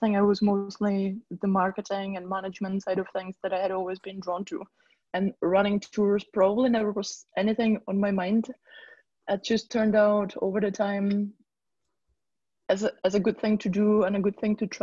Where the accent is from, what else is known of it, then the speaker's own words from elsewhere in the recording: Czechia; moved away as an adult; now in Shetland, United Kingdom; I'm from the Czech Republic, not from Prague, probably as far from Prague as it gets. I'm kind of closer to the border with Slovakia